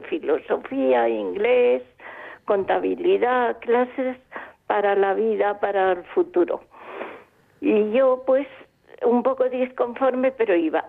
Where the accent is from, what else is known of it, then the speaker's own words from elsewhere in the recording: Palma, Balearic Islands, Spain; yo nací en Palma de Mallorca, ya lo sabéis con una familia mm, creyente. Entonces mi vida fue normal yendo al colegio de niña